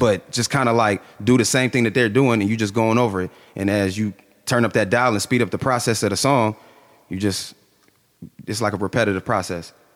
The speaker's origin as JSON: {"language": "English", "town": "Canton", "region": "Ohio", "country": "United States", "tie": "born or raised there", "also_born_or_lived": "Massillon, Ohio", "said": "growing up in Canton, it was, it was easy"}